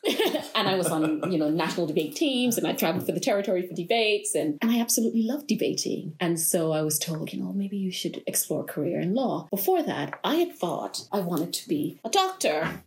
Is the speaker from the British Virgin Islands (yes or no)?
yes; Tortola, British Virgin Islands; I am from the British Virgin Islands here in Tortola, born and bred, primary school, secondary school, only left to go to college